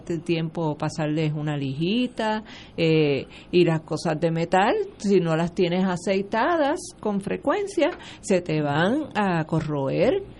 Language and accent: Spanish; Puerto Rico; somos puertorriqueños, punto